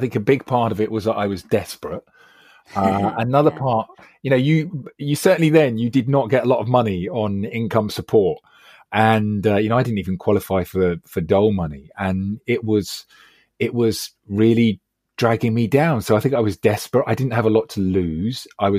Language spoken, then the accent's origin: English; London, United Kingdom; I mean, for a start, I grew up in West London.